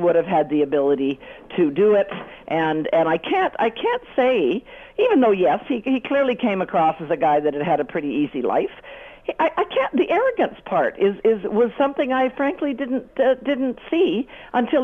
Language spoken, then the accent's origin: English; Canada; as a Canadian